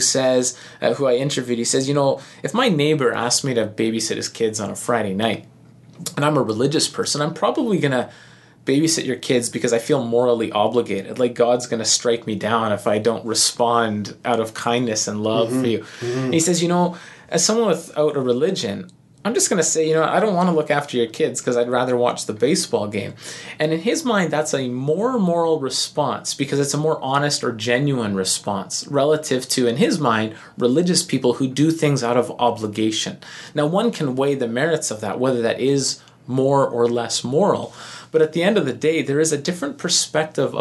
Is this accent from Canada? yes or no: yes; Canada; it's second nature for us as Canadian